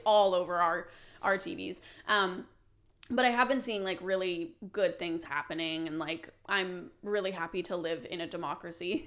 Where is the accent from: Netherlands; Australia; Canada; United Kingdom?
Canada